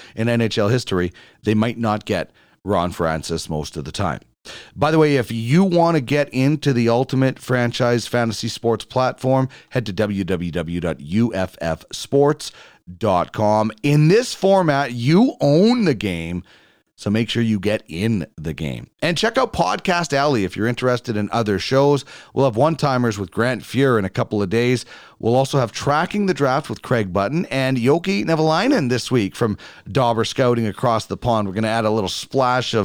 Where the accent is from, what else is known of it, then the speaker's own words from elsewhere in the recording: Brandon, Manitoba, Canada; I grew up in Brandon, Manitoba.